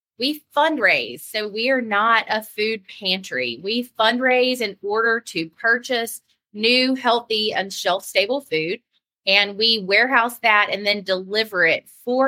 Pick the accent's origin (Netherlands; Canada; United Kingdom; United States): United States; Clarksdale, Mississippi; moved away as an adult; also born or lived in Golden Triangle, Mississippi / Pine Belt, South Mississippi; now in South Mississippi, United States; Grew up in Clarksdale, went to Lee Academy